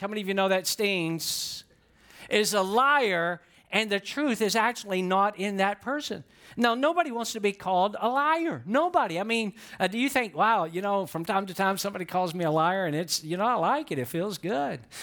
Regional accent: Atlanta, Georgia, United States; I'm from Atlanta, Georgia

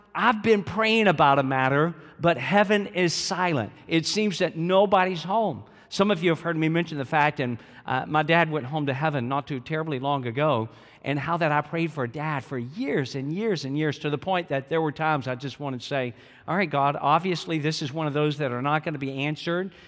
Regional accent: Georgia, United States; I'm from Georgia

